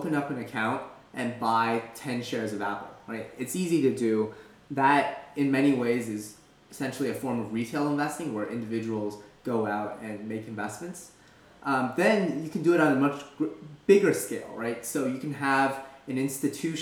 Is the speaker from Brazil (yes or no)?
no; Canada; moved away as an adult; also born or lived in Philadelphia, United States; now in San Francisco Bay Area, United States; originally I'm from Canada